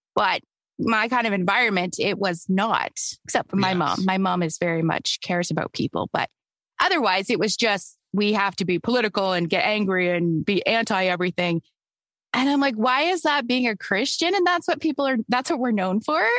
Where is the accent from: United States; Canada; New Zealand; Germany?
Canada; also born or lived in Toronto; I'm Canadian